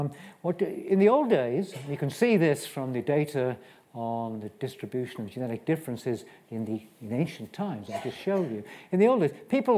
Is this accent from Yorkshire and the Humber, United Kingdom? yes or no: no; Aberystwyth, Wales, United Kingdom; I was born in Aberystwyth. And my parents, on the other hand, were born 3 miles apart in two villages in West Wales